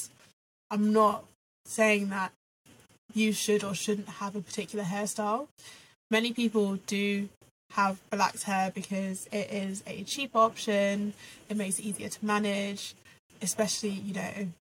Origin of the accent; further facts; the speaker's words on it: Reading, South East England, United Kingdom; I grew up in Reading, as you'll know, Claire, predominantly white area